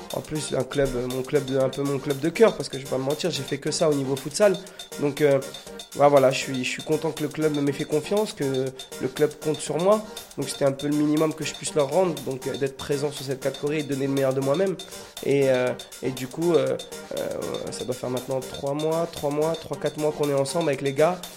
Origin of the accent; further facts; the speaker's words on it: France; chez nous en France